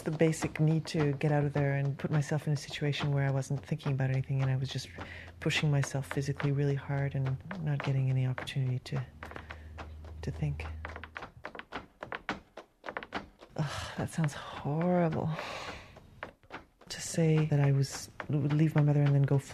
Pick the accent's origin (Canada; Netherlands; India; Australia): Canada; Sudbury, Ontario; now in St. John's, Canada; My parents were French immigrants, but I grew up in part in Northern Ontario and Sudbury